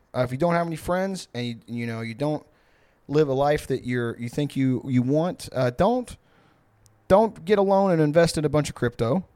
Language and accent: English; Houston, Texas, United States; where I grew up in Houston